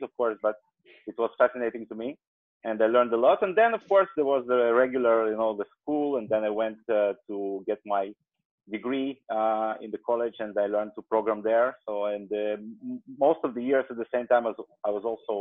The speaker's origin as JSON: {"language": "English", "country": "Azerbaijan", "tie": "born or raised there", "moved": "yes", "lives_now": "Israel", "said": "I was born actually in the country which is currently known as Azerbaijan, but way back when it was part of the Soviet Union. So I was born in the Soviet Union, and I came here like almost 30 years ago"}